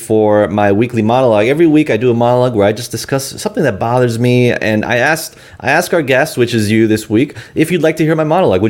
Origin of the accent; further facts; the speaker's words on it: New York City, New York, United States; growing up in South Queens